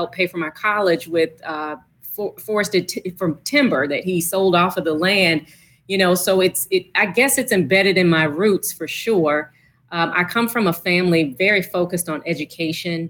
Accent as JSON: {"language": "English", "town": "Petersburg", "region": "Virginia", "country": "United States", "said": "I'm from Petersburg, Virginia"}